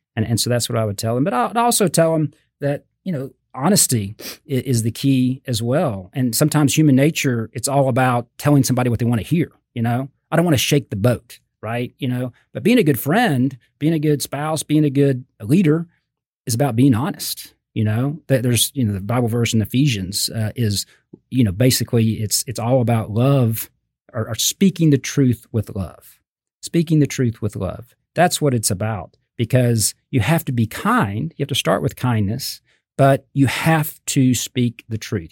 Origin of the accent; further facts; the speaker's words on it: Fort Worth, Texas, United States; also born or lived in Austin; I grew up in Fort Worth. Uh, I lived in Austin for about eight years